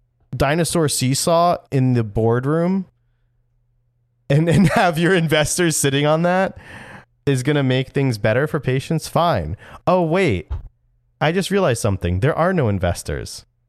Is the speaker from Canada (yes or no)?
no; New Jersey, United States; don't want people to know I'm from New Jersey.